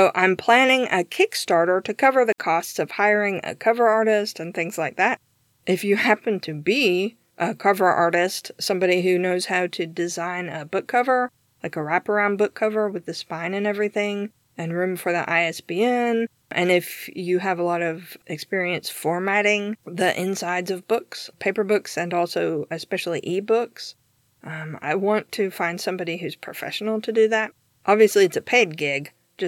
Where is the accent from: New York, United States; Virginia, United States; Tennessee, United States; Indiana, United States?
Tennessee, United States; also born or lived in Georgia, United States; Yes, I am Southern, although I don't have much of an accent. I was born in Georgia, and I grew up in East Tennessee, where I live now.